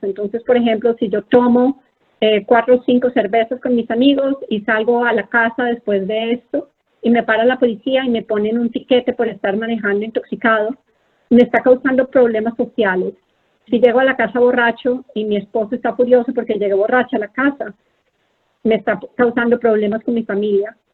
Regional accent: Colombia; moved away as an adult; also born or lived in Philadelphia, United States / San Antonio, Texas, United States; now in Bethesda, United States; yo soy una médica colombiana, he estado en Estados Unidos por más o menos 20 años.

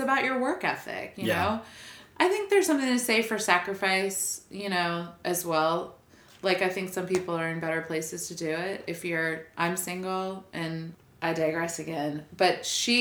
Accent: New Orleans, Louisiana, United States; moved away as an adult; also born or lived in Minneapolis; I grew up in New Orleans

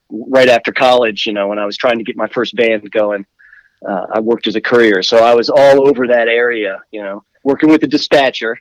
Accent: Washington, District of Columbia, United States; moved away; I was born in Washington D.C.

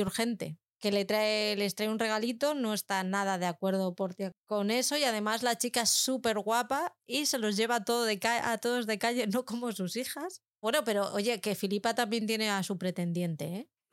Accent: Algete, Community of Madrid, Spain; que están en mi pueblo además, y como la cabra siempre tira al monte, pues yo lo tengo que decir, tienen los almacenes en Algete, en Madrid

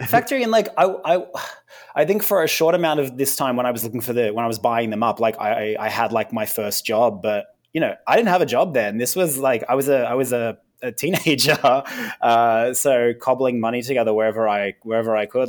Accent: Australia

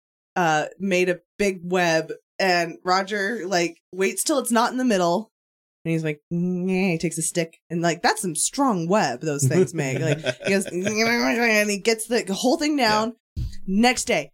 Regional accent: Springville, United States; I grew up in Springville

